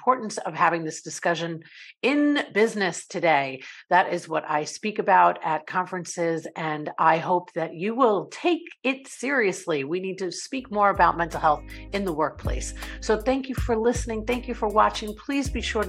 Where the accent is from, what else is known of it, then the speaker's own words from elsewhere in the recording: East Rockaway, New York, United States; moved away as an adult; also born or lived in Ireland; now in Tampa Bay, United States; from Ireland and immigrated to New York, and that's where I grew up